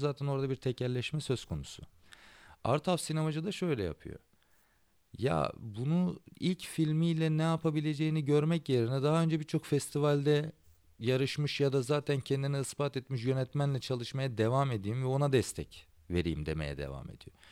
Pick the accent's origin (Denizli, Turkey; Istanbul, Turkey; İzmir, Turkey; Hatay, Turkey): Hatay, Turkey; Antakya; Antakya'da benim şehrimde